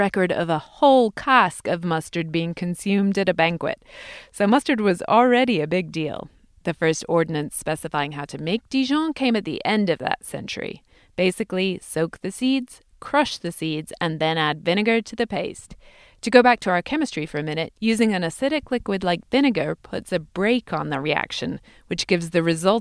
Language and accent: English; England, United Kingdom; moved away